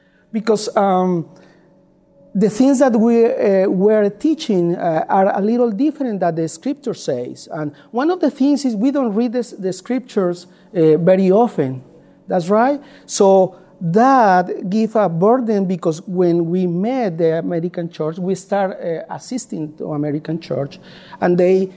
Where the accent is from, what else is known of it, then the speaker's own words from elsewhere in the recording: Colombia; English is a second language; moved away as an adult; now in United States; My wife is Ligia. We are from Colombia, South America, not Colombia, South Carolina